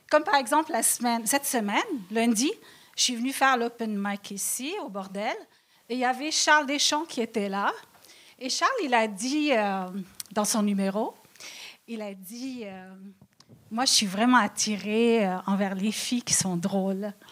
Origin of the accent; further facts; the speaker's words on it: Lebanon; moi, lorsque je dis que je suis libanaise, les gens toujours ils disent Ah ouais, ah, c'est intéressant.